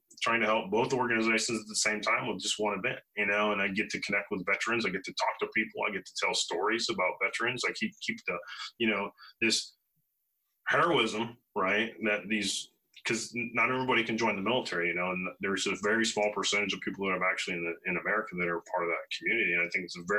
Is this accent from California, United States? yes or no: no; Hillsboro, Illinois, United States; moved away; I grew up in Hillsboro, Illinois, which is about an hour north of St. Louis and an hour south of Springfield.